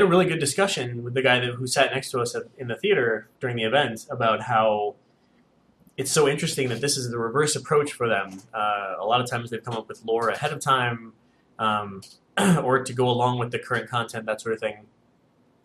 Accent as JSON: {"language": "English", "country": "United States", "said": "As an American"}